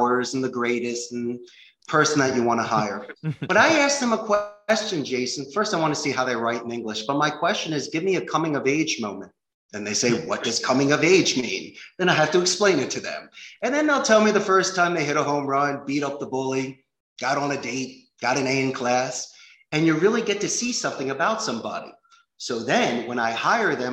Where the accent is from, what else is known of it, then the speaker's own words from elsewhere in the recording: Philadelphia, Pennsylvania, United States; moved away as an adult; also born or lived in Arizona; now in Costa Rica; I'm from Philadelphia